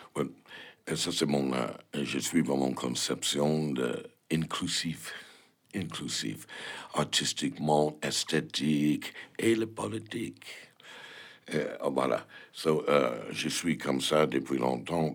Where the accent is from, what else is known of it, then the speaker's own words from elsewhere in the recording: United States; French is a second language; moved away as an adult; now in Paris, France; je suis américain